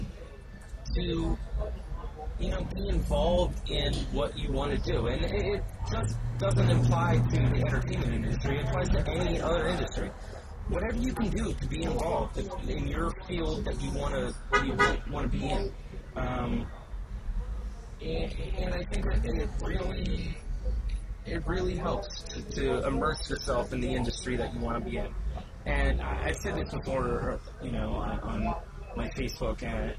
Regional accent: Maryland, United States; moved away as an adult; also born or lived in Carmel, California / Virginia; born in Carmel, California, up north, but I was raised in Maryland

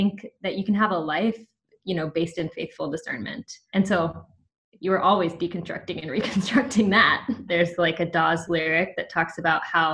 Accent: the Bible Belt, United States; I got a lot of that growing up in the Bible Belt

